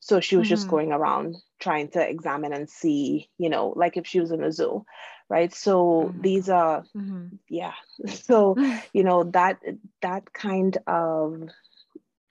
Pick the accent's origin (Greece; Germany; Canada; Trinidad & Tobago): Trinidad & Tobago; moved away; I am originally from Trinidad and Tobago in the Caribbean.